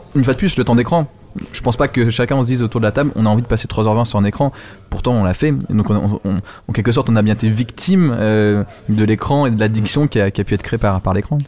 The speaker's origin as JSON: {"language": "French", "region": "Normandy", "country": "France", "tie": "born or raised there", "said": "en Normandie, oh. euh, ma région natale"}